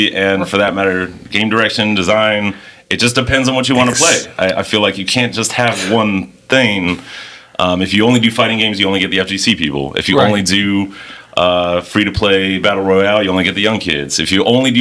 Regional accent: Miami, Florida, United States; I'm from Miami

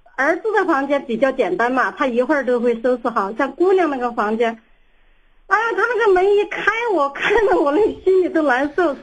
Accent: Sichuan, China; now in Xi'an, China; 我是四川人

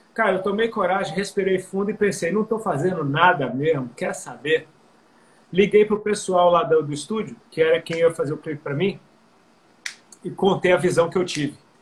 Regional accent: Brazil; nós somos brasileiros

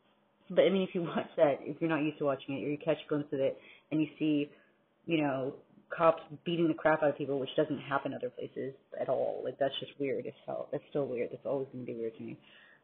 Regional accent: New York, United States; born there; And I know I was born in New York

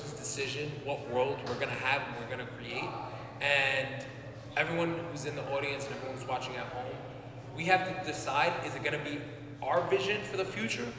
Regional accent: New York, United States; moved away as an adult; now in Puerto Rico; I come from New York where it's really diverse

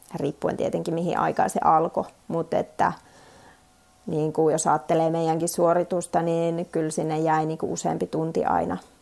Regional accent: Suomussalmi, Kainuu, Finland; moved away; mä oon itse Suomussalmelta lähtöisin, lapsuuteni siellä asunut

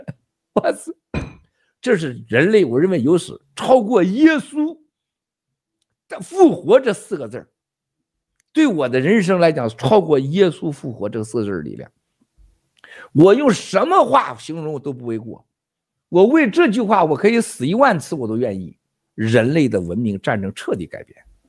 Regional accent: China; 我们中国人

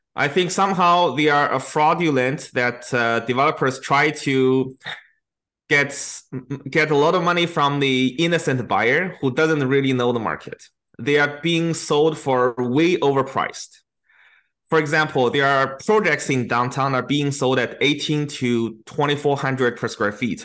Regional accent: China; now in Canada; my hometown in China

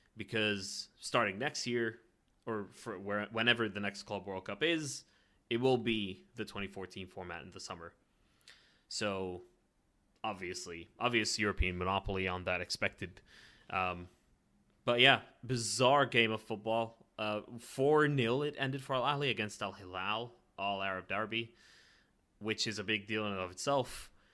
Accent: Ireland; being Irish

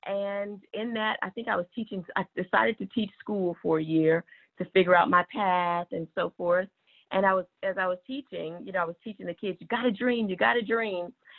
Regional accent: Texas, United States; now in Los Angeles, United States; I'm an original Texan.

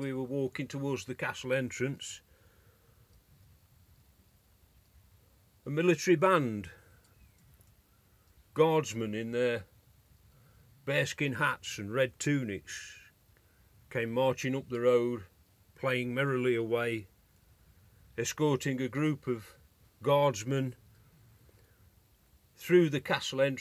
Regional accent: United Kingdom; I'm British

